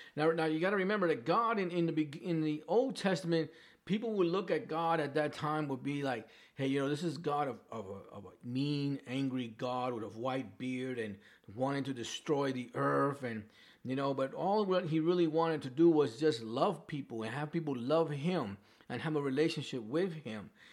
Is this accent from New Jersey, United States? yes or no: no; New York, United States; accent: New York; I still have my New York accent.